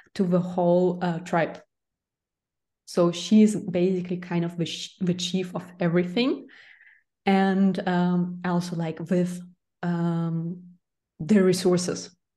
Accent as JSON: {"language": "English", "country": "Russia", "said": "I'm from Russia"}